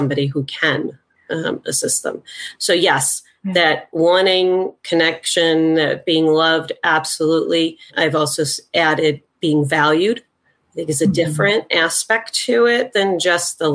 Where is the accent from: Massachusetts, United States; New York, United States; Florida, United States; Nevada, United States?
New York, United States; from New York